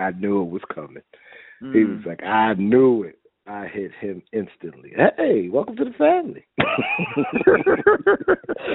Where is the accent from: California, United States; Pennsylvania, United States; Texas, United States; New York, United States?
New York, United States; New York City; being from Brooklyn and I'm from Flatbush